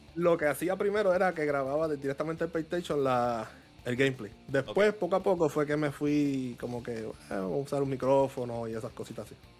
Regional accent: Puerto Rico; also born or lived in New York; soy de Puerto Rico

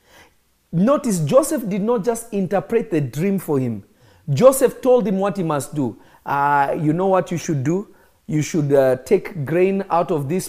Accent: Kenya; I grew up in Kenya. I'm not Kenyan, but I grew up in Kenya

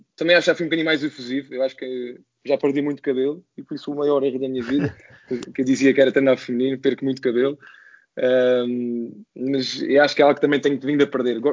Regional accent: Azores, Portugal; moved away as an adult; also born or lived in Lisbon area; sou dos Açores

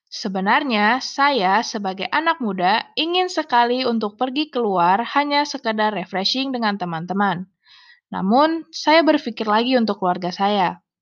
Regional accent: Pekanbaru, Riau, Indonesia; born there; Saya lahir di Pekanbaru tanggal 14 Februari tahun 2000. Saya anak kedua dari tiga bersaudara.

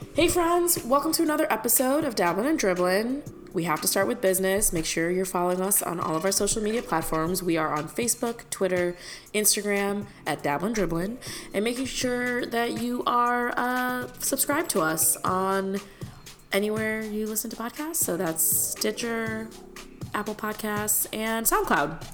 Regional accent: India; now in United States; I grew up in India

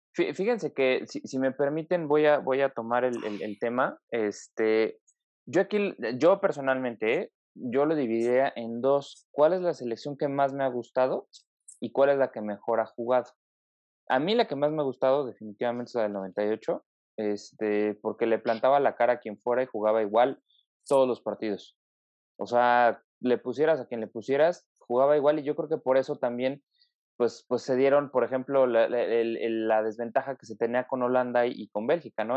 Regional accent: Mexico; como mexicanos

